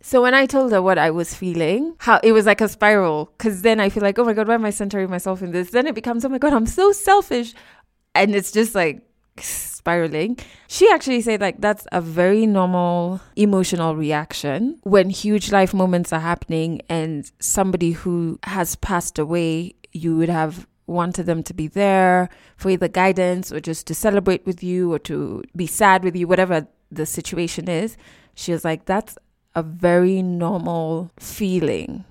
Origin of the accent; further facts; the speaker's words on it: Kenya; we're both Kenyan who live in Kenya